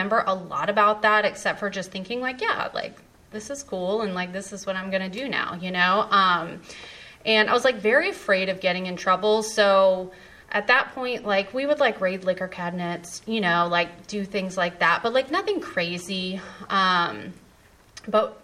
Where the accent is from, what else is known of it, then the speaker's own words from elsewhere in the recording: Raleigh, North Carolina, United States; I was born and raised in Raleigh.